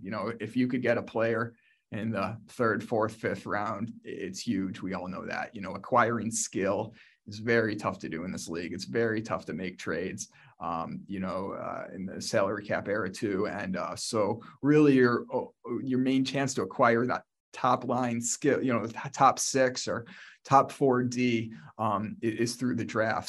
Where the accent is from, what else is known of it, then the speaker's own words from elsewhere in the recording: Buffalo, New York, United States; moved away as an adult; also born or lived in Chicago; Growing up in Buffalo and being based in Buffalo